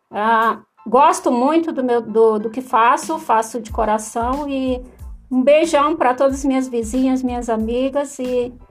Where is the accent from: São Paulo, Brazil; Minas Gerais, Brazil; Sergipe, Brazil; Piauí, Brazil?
Piauí, Brazil; Pedro II; Eu sou de Pedro II, Piauí.